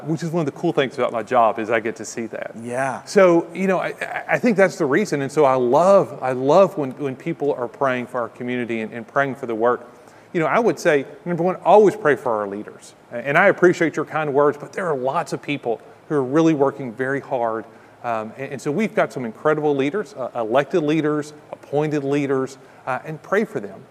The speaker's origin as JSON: {"language": "English", "region": "Kentucky", "country": "United States", "moved": "yes", "lives_now": "Ocala, United States", "said": "I'm from Kentucky"}